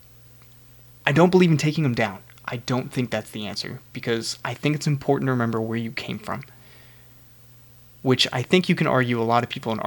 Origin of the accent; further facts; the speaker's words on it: California, United States; moved away; also born or lived in Georgia; I grew up in California